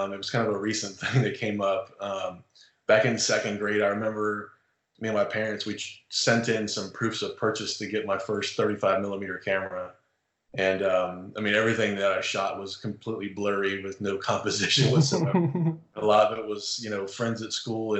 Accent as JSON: {"language": "English", "region": "Central Florida", "country": "United States", "tie": "born or raised there", "also_born_or_lived": "Fort Carson, Colorado", "moved": "as an adult", "lives_now": "Nashville, United States", "said": "I grew up in Central Florida"}